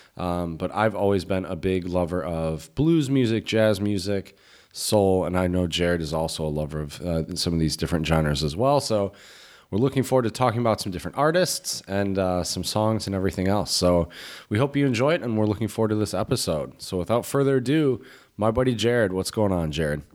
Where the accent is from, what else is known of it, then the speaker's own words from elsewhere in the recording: United States; moved away; We're Americans